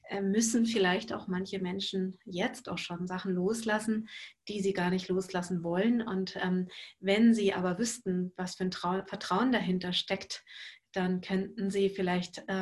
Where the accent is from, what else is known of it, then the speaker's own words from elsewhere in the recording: Lübeck, Schleswig-Holstein, Germany; Er kommt aus meiner alten Heimatstadt aus Lübeck